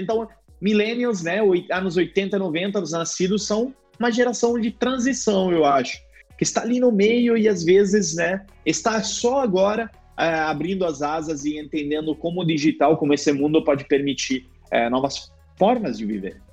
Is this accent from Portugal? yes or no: no; Italy; Portuguese is a second language; moved away as an adult; also born or lived in United States / Rio de Janeiro, Brazil; now in Brazil; Eu volto para Itália e o pessoal diz nossa, como você fala bem italiano, né? Achando que eu sou brasileiro.